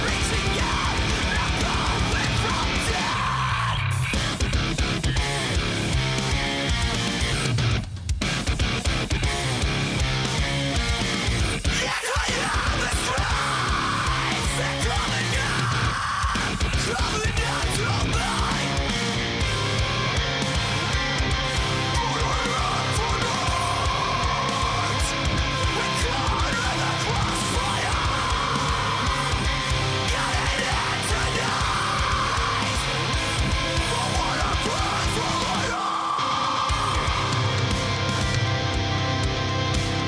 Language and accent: English; Australia